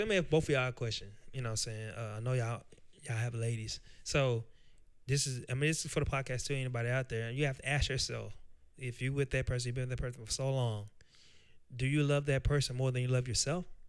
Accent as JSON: {"language": "English", "town": "Nashville", "region": "Tennessee", "country": "United States", "tie": "born or raised there", "said": "I'm from Nashville, Tennessee. Uh, I grew up in West Tennessee, or uh, West uh, West Nashville, Tennessee, with Preston Taylor"}